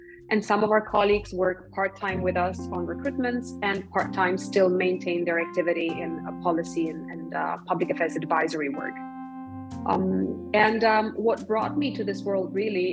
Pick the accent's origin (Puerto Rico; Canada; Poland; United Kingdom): Poland; now in Brussels, Belgium; I'm from Poland. I've been living in Brussels for a number of years now, but originally I'm from